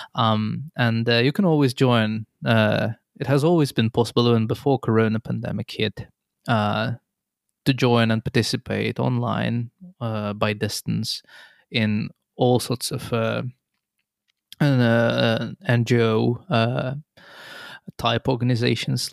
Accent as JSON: {"language": "English", "town": "Nizhny Novgorod", "region": "Nizhny Novgorod Oblast", "country": "Russia", "moved": "as an adult", "lives_now": "Tampere, Finland", "said": "I come originally from Russia, Nizhninovgrad"}